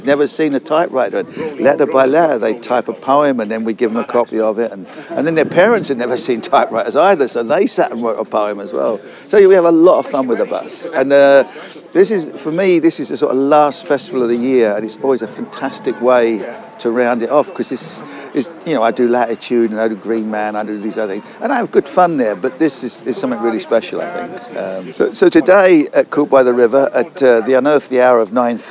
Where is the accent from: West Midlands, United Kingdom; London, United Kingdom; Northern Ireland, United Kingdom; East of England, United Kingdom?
London, United Kingdom; moved away as an adult; also born or lived in Cardiff / Swansea; I grew up in the East End of London